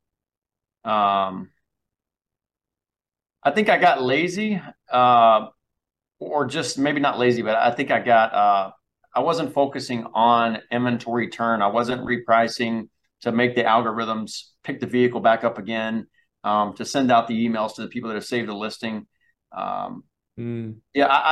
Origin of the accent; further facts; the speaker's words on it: Hickory Grove, South Carolina, United States; settled on a place in Hickory Grove, South Carolina, which is my hometown.